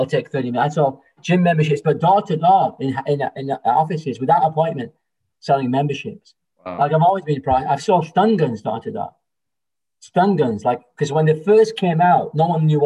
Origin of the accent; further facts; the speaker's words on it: England, United Kingdom; now in Toronto, Canada; I'm from England originally.